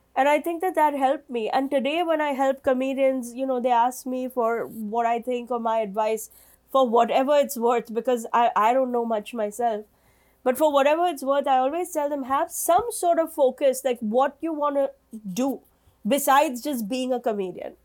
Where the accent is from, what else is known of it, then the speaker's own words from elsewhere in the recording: India; moved away as an adult; now in New York, United States; I'm an Indian woman living in New York for, you know, 25 years